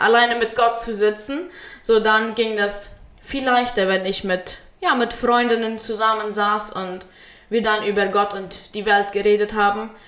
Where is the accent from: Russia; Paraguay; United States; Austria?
Paraguay; Friesland, San Pedro Department; moved away as an adult; now in Chaco, Paraguay; ich wurde in Friesland geboren, äh, bin dort aufgewachsen und zur Schule gegangen